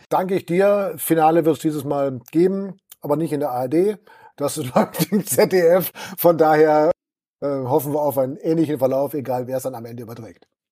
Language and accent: German; Balderschwang, Bavaria, Germany; meine Heimatgemeinde Balderschwang